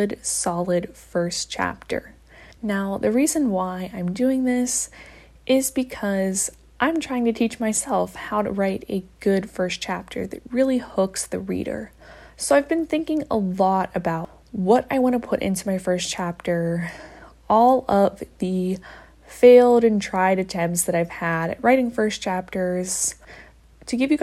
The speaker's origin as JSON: {"language": "English", "region": "Midwest", "country": "United States", "said": "I'm from the Midwest"}